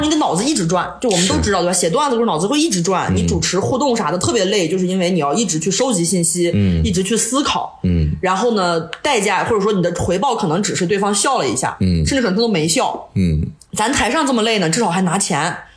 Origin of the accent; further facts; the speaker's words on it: Xinjiang, China; now in Xiamen, China; 我是新疆人，我们新疆人就是对，对海有一种迷之向往